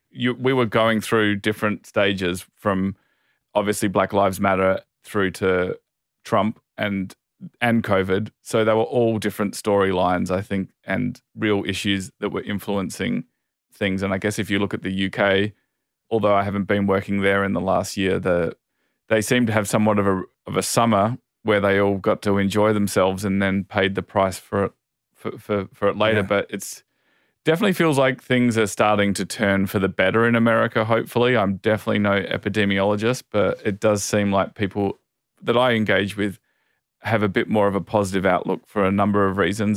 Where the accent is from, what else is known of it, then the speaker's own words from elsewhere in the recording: Adelaide, South Australia, Australia; also born or lived in Sydney; now in Los Angeles, United States; I come from Adelaide originally, and Adelaide, I think it says it on the number plates, is the festival state